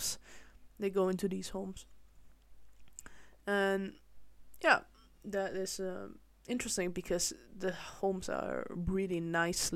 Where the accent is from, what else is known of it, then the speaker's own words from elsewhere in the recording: Malaysia; now in Netherlands; I grew up mostly in Malaysia